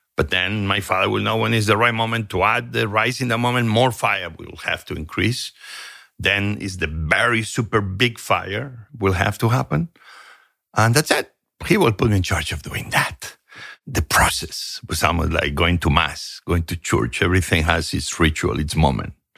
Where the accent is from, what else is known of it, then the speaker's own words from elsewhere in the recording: Barcelona, Catalonia, Spain; moved away; also born or lived in Asturias, Spain / Santa Coloma de Cervelló, Spain; The moment I began having memories was moving to Barcelona.